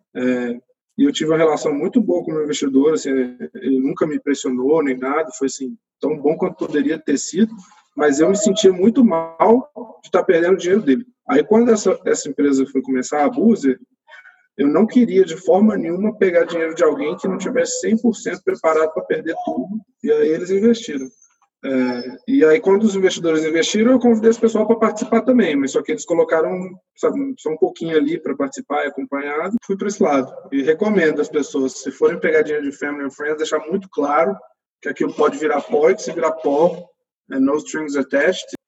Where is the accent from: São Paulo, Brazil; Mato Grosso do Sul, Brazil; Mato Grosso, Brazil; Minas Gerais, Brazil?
Minas Gerais, Brazil; Belo Horizonte; Eu sou de Belo Horizonte